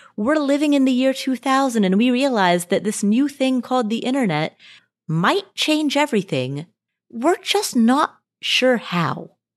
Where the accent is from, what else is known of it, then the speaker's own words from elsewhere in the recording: Nepal; I was born in Nepal.